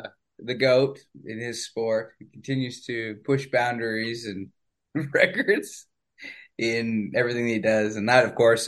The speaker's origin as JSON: {"language": "English", "country": "Canada", "said": "as a Canadian"}